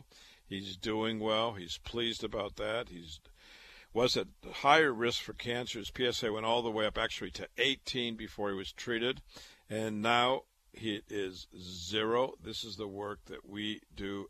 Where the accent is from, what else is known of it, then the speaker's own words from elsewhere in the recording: Waterloo, Iowa, United States; moved away as an adult; also born or lived in Chicago / Boston; now in New York City, United States; I was born and raised in Waterloo, Iowa.